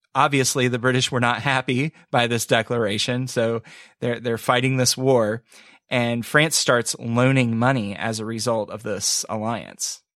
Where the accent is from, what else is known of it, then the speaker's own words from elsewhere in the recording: United States; growing up in the States